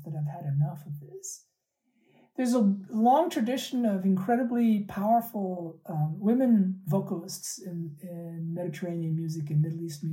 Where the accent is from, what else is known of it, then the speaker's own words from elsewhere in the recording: Pakistan; moved away; they're Pakistani, and I'm originally from Pakistan